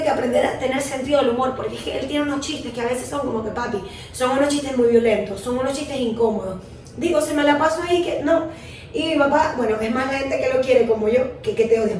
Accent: Venezuela; moved away; hay venezolanos de mierda que siempre hemos dicho

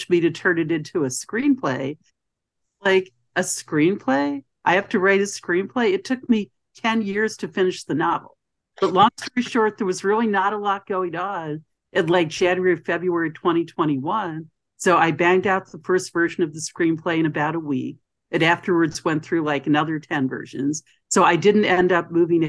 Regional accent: outside of Philadelphia, Pennsylvania, United States; also born or lived in New York / Miami; now in New York City, United States; when I was growing up outside of Philadelphia

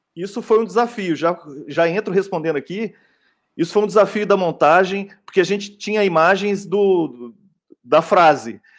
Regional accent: Belo Horizonte, Minas Gerais, Brazil; Lá em BH, eu sou de BH

